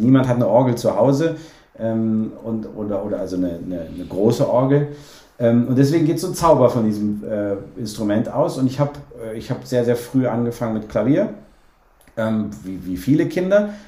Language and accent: German; Cologne, North Rhine-Westphalia, Germany; ich bin auch Kölner